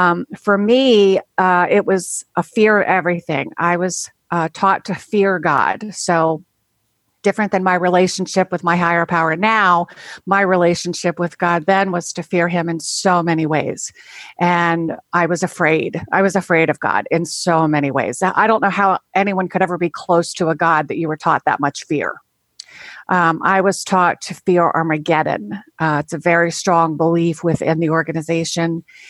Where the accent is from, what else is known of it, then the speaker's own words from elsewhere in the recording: Maryland, United States; I am from Maryland, as you said.